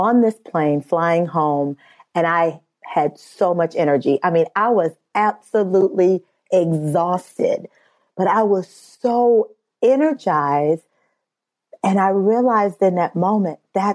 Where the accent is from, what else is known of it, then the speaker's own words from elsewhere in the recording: Midwest, United States; I'm from the Midwest